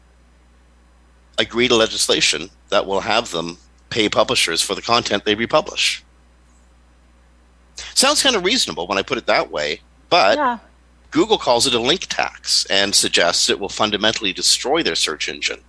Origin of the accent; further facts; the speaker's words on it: Canada; I'm Canadian.